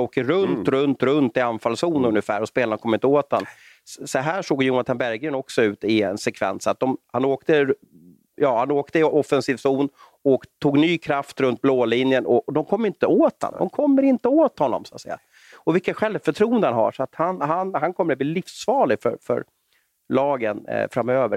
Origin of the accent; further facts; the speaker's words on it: Sweden; som svensk